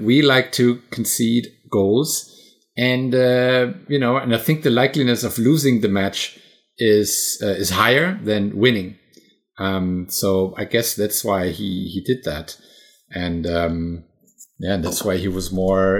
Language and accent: English; Bad Vilbel, Hesse, Germany; my hometown